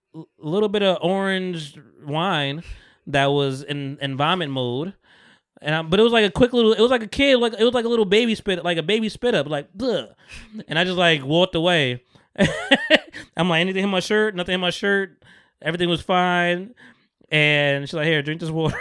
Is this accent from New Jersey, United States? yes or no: yes; Bogota, New Jersey, United States; my hometown 'cause it's where I'm from, Bergen County